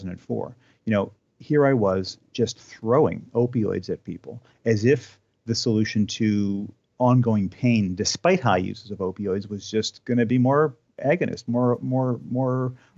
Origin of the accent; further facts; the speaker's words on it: New Glasgow, Nova Scotia, Canada; I grew up in New Glasgow. I went to school at Dal for 9 years. So I lived in Nova Scotia for the first 25 years of my life.